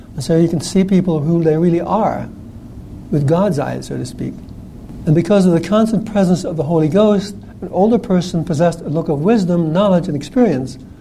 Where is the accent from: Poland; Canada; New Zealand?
New Zealand; I grew up in New Zealand